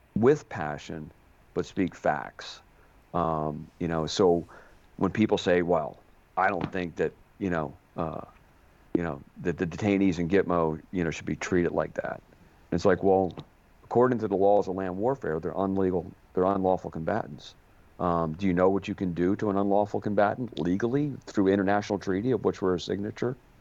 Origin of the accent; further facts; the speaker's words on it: outside of Philadelphia, Pennsylvania, United States; now in Boston, United States; I grew up outside of Philadelphia